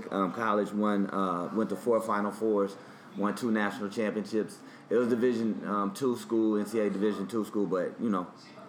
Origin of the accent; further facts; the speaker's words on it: Portland, Oregon, United States; moved away as an adult; also born or lived in Bakersfield, California; now in New York, United States; Yeah, I'm from Portland, Oregon. Born and raised.